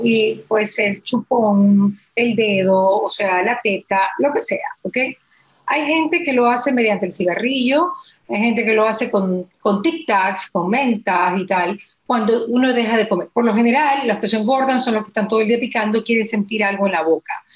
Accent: Ecuador; nosotros como ecuatorianos

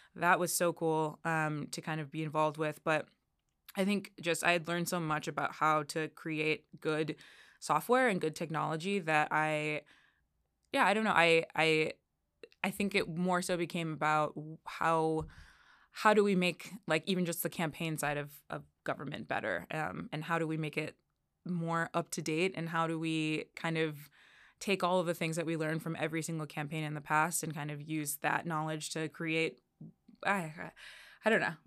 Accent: Chicago, Illinois, United States; moved away as an adult; also born or lived in Elmhurst, Illinois; now in Washington, D.C., United States; I grew up, uh, in Chicago. I was born in Chicago, and, uh, I spent most of my young adult life in Elmhurst, Illinois.

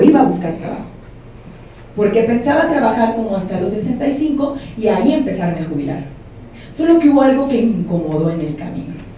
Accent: Mexico; En mi país, cuando yo estudié, el semestre costaba 60 mil pesos mexicanos

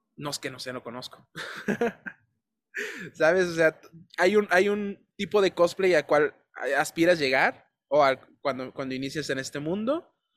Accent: Tijuana, Baja California, Mexico; also born or lived in Ensenada; De Tijuana

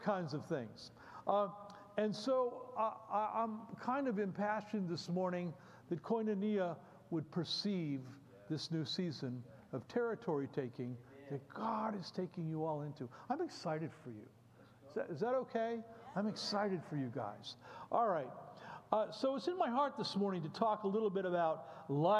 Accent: Bethlehem, Pennsylvania, United States; I come from Bethlehem, Pennsylvania

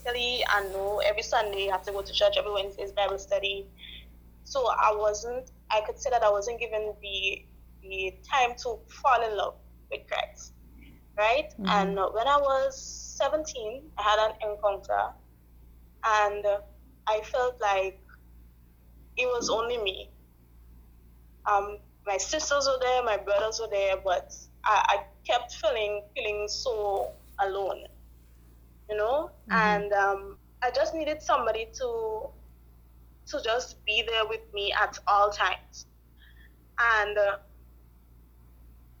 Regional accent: Grenada; I'm from Grenada

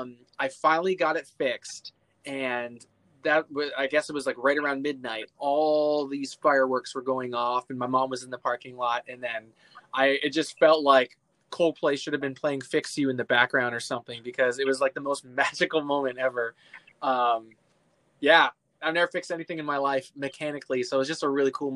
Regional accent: Oshawa, Ontario, Canada; moved away as an adult; now in United States; born and raised in Canada

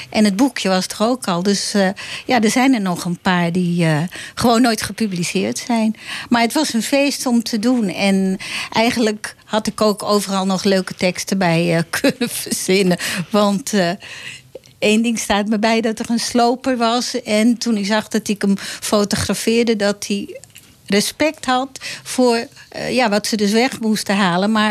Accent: Amsterdam, North Holland, Netherlands; maar ik ben wel geboren op

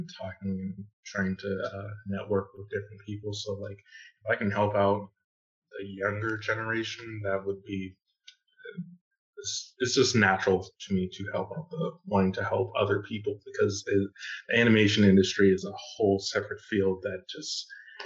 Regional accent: Pittsburgh, Pennsylvania, United States; moved away as an adult; now in Georgia, United States; I am from Pittsburgh, PA

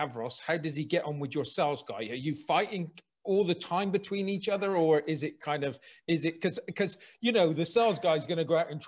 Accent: Bristol, South West England, United Kingdom; accent: Bristolian; This is my hometown

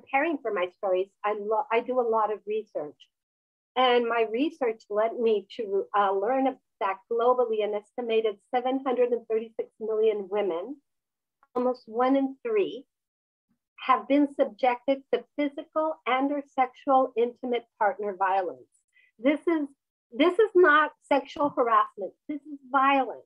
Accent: Mexico; moved away; I was raised in Mexico

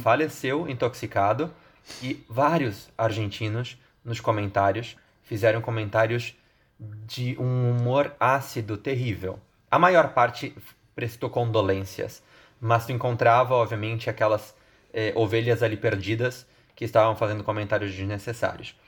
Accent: Santa Catarina, Brazil; eu, como um bom catarinense

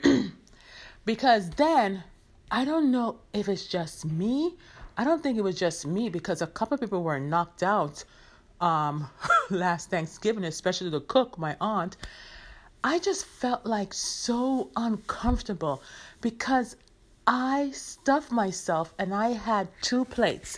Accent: Jamaica; as a Jamaican

